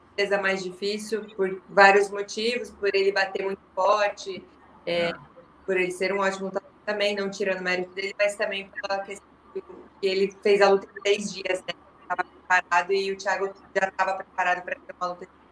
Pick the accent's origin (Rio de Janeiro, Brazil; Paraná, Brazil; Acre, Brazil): Paraná, Brazil; Curitiba; Eu sou de Curitiba